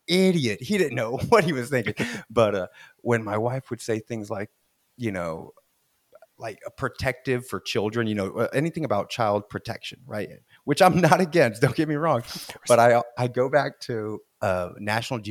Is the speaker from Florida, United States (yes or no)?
yes; Florida, United States; I'm from Florida